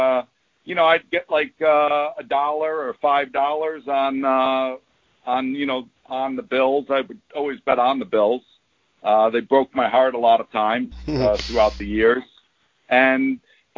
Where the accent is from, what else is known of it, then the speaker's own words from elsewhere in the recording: Williamsville, New York, United States; I grew up in a suburb of Buffalo called Williamsville